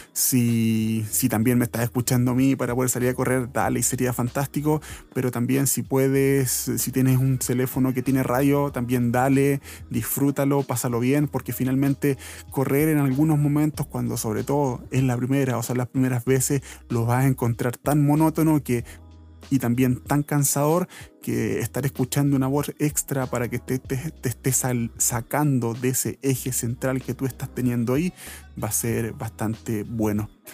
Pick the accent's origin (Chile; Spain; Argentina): Chile; Santiago, Santiago Metropolitan Region; aquí de Santiago, yo soy de Santiago